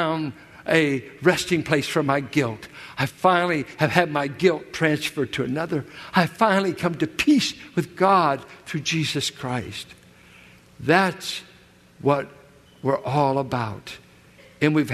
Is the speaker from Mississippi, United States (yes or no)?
no; Richmond, California, United States; where I grew up in Richmond, 6th and Cutting, south of Carlson